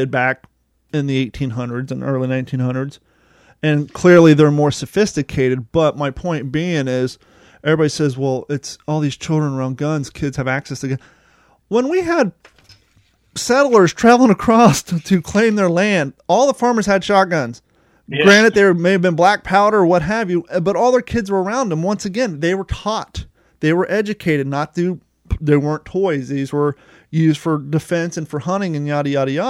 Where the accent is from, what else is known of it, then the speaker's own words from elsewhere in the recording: Kentucky, United States; moved away; we're both brothers, and we're from Kentucky originally